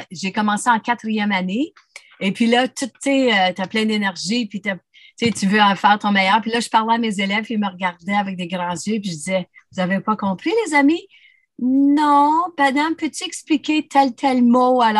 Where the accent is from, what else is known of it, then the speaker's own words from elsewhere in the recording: Timmins, Ontario, Canada; born there; first language French; moi, je suis, euh, je suis euh, née à Timmins, dans une famille francophone. Ma langue maternelle, c'est le français, me tient beaucoup à cœur.